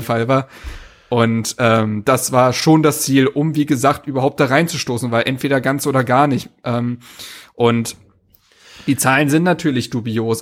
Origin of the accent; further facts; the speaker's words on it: Berlin, Germany; moved away as an adult; now in Greifswald, Germany; Ich bin gebürtiger Berliner, äh, dort geboren und aufgewachsen.